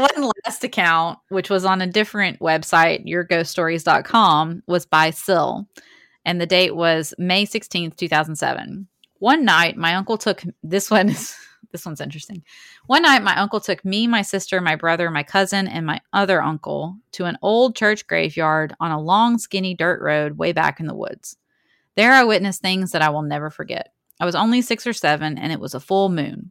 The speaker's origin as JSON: {"language": "English", "region": "Alabama", "country": "United States", "said": "we're also from Alabama"}